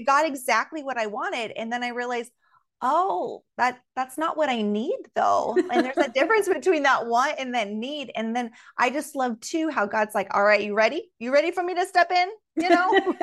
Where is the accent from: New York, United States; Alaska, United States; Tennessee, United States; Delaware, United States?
Alaska, United States; growing up in Alaska